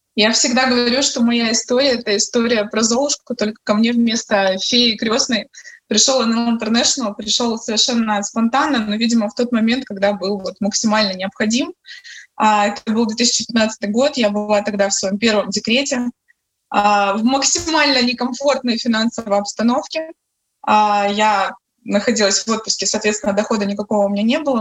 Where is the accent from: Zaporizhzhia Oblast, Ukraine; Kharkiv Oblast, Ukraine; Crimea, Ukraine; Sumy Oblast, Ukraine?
Crimea, Ukraine; moved away as an adult; now in Kyiv, Ukraine; в Киеве мы приезжие, мы сами из Крыма